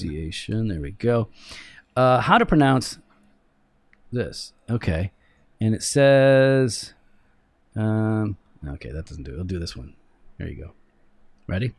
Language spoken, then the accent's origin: English; United States; I am an American in America